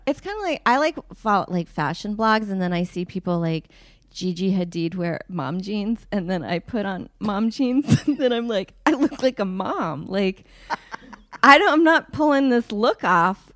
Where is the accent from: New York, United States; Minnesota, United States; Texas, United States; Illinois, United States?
Texas, United States; suburb outside of Houston; also born or lived in South Africa; I grew up in Texas in a suburb outside of Houston.